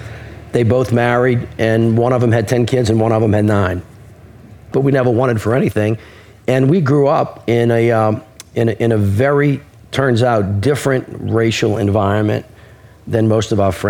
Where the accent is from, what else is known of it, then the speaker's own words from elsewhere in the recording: New Orleans, Louisiana, United States; I'm a Southerner through and through. I was born in a uniquely Southern place that is quite different from places that are not too far from it.